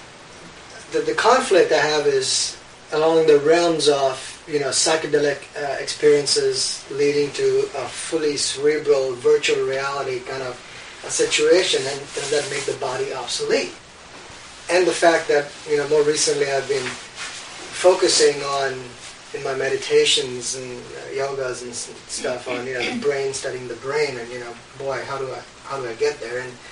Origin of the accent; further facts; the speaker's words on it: India; moved away as an adult; I've grown up in India. I'm Indian